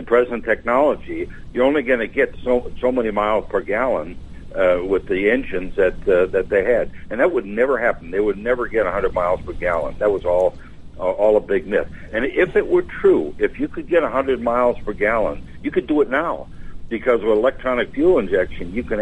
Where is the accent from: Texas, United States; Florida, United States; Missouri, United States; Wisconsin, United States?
Wisconsin, United States; moved away; I'm from Wisconsin originally